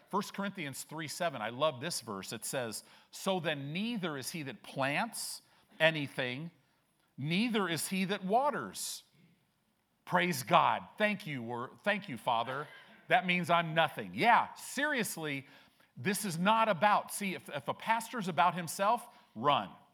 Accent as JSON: {"language": "English", "town": "Chicago", "region": "Illinois", "country": "United States", "tie": "born or raised there", "moved": "yes", "lives_now": "Omaha, United States", "said": "I was born in Chicago"}